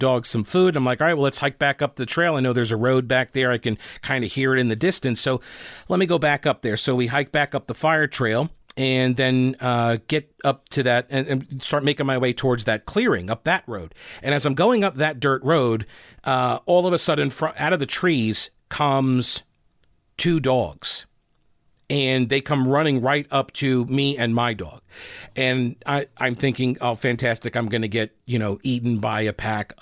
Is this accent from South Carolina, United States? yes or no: yes; Rock Hill, South Carolina, United States; accent: Southern; I applied maybe a bit of an over-accentuated Southern accent when I told him from Rock Hill, South Carolina.